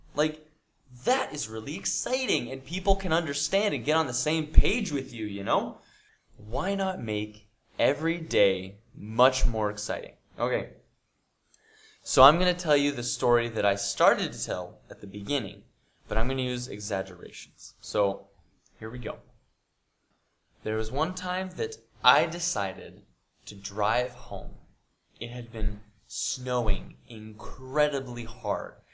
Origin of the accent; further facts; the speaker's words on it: United States; I'm from America